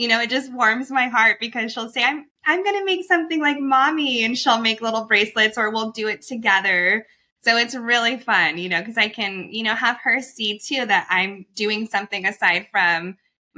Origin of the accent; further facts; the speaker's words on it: New Mexico, United States; now in Costa Mesa, United States; I'm born and raised in New Mexico